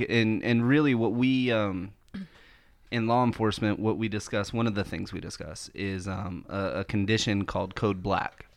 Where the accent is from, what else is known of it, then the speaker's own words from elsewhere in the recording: Florida, United States; being born and raised in Florida, like, I am really familiar with hurricanes